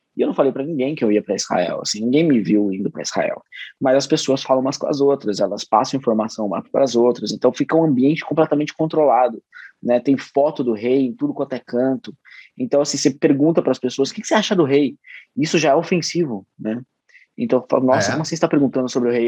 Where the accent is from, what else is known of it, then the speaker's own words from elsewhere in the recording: Bragança Paulista, São Paulo, Brazil; eu sou de Bragança Paulista